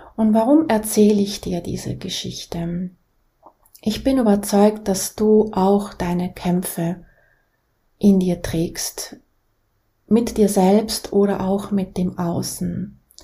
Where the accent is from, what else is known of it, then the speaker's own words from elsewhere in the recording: Basel, Basel-Stadt, Switzerland; Ich bin in der Schweiz, in Basel, geboren, in eine sehr einfache Familie